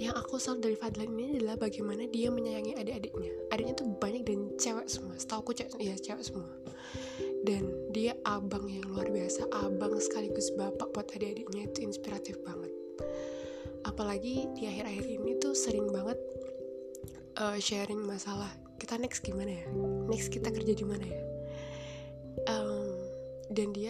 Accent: Java, Indonesia; kalau aku Jawa mungkin mereka lebih ke arah Jakarta

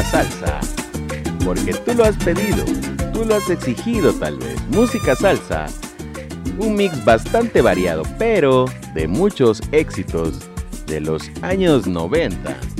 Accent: Mexico; soy latino, entonces la sangre latina, el poder el poder latino, el poder mexicano

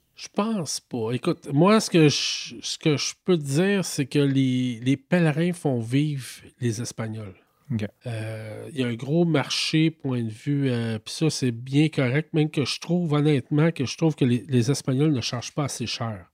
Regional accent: Quebec, Canada; je viens du Québec

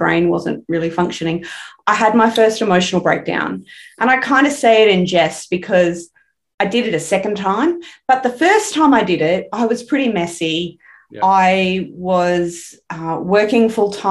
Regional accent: Brisbane, Queensland, Australia; I grew up here in Brisbane. I still live in Brisbane, only about 20 minutes from the house I grew up

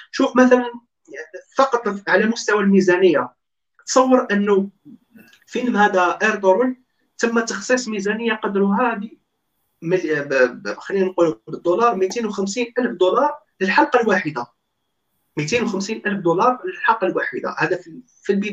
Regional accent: Algeria; احنا جزائريين على بالنا اللي على كيف على بالنا كاين فساد

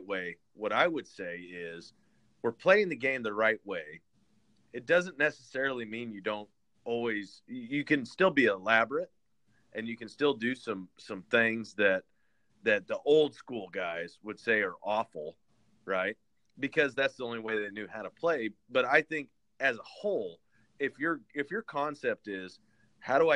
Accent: Haven, Kansas, United States; I was from Haven, a little small town, and the town that was closest to me was Hutchinson, Kansas

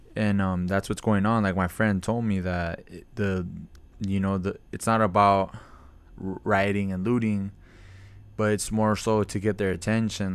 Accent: Camarillo, California, United States; growing up in Camarillo

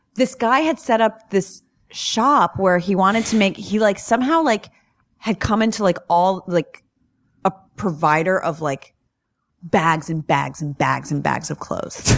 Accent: New York, United States; I'm from New York

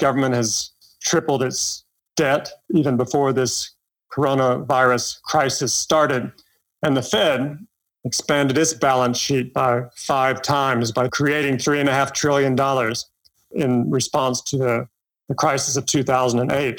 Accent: Kentucky, United States; moved away as an adult; also born or lived in Hong Kong / Asia / Washington / London; I grew up in Kentucky and went to Vanderbilt.

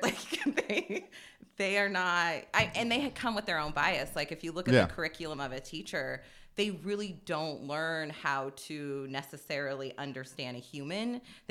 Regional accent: Hilliard, Ohio, United States; I think I always say growing up in Hilliard definitely gave me the sense of like justice

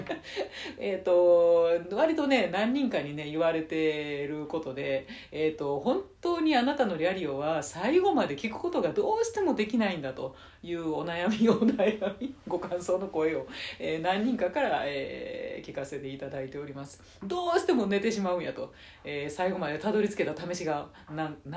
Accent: Nara, Japan; 海なし県の奈良で生まれ育った私

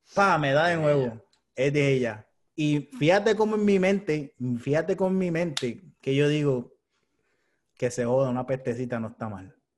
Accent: Puerto Rico; me crié en Puerto Rico

